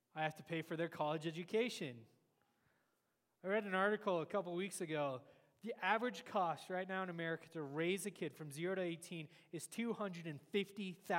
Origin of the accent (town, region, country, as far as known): United States